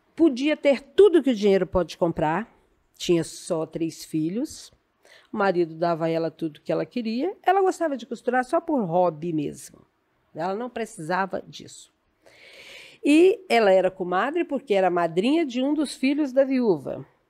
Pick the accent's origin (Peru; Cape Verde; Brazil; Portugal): Brazil; Afonso Cláudio, Espírito Santo; Eu sou natural de Afonso Cláudio